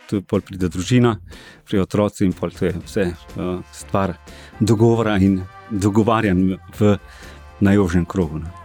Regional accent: Ilirska Bistrica, Slovenia; sem drugače iz Dilerske bistrice

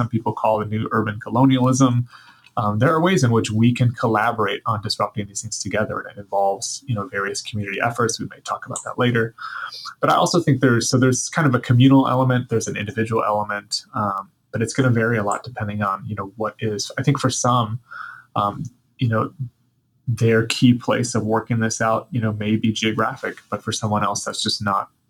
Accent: the Bible Belt in the South, United States; now in Seattle, United States; I grew up in the Bible Belt in the South

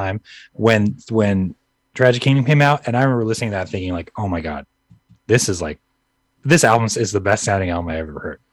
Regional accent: Orange County, California, United States; I lived right across from La Huera High School

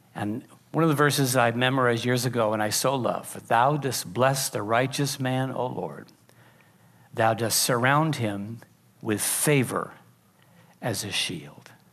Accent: Pacific Grove, California, United States; I grew up in Pacific Grove, which is why I'm a little weird

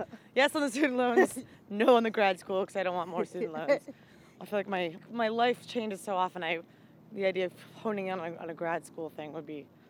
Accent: Fairfield, Maine, United States; Yeah, so I'm from Maine, a very rural town.

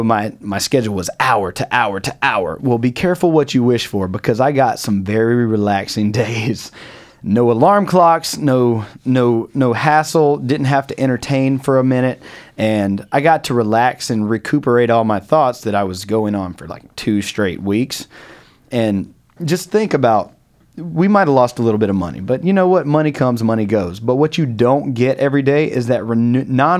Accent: North Carolina, United States; now in New York, United States; we're from North Carolina.

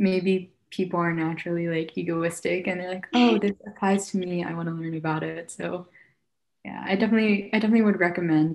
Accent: Philadelphia, Pennsylvania, United States; also born or lived in Guangzhou, China / New York City; I'm from Philadelphia

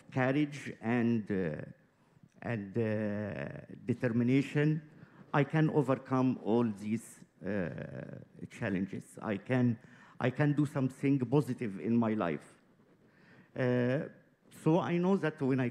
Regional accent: Egypt; moved away as an adult; now in Hong Kong; I'm from Egypt. I have been here 5 years

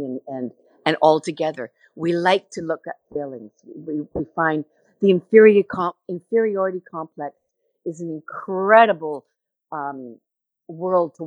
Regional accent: Canada; that feeling of being Canadian

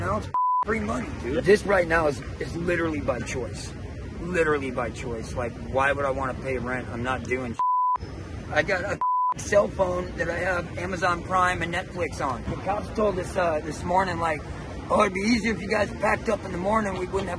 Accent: United States; now in San Francisco, United States; Louisiana, Texas area.

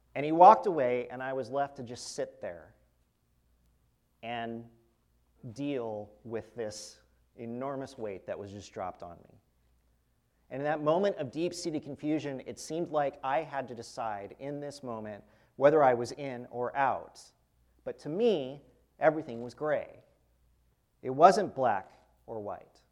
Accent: Fresno, California, United States; I'm from Fresno, California, grew up there.

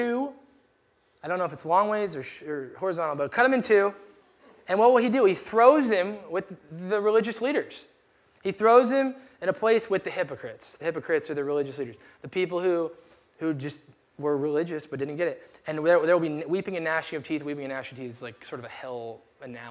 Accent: United States; we're American

